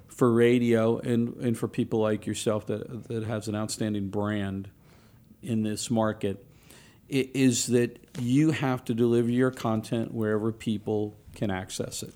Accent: New Orleans, Louisiana, United States; I grew up down in New Orleans

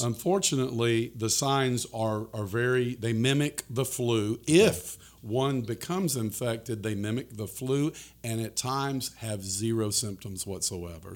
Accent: Florida, United States; my home state of Florida

